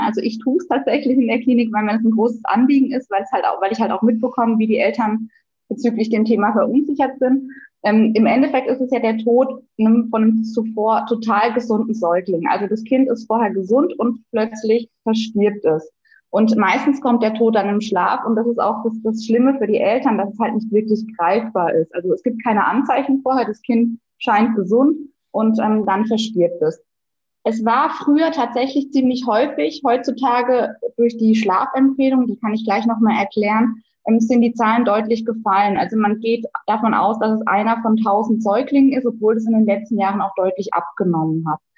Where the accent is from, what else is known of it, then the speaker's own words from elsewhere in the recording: southern Baden-Württemberg, Germany; accent: southern Baden-Württemberg dialect; Ich bin Ärztin und aktuell tätig auf einer Kinderintensivstation im südlichen Baden-Württemberg. Das hört man vielleicht auch an meinem Dialekt ein bisschen